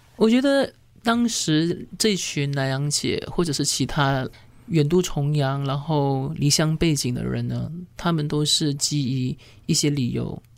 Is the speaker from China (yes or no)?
no; Malaysia; 我们马来西亚人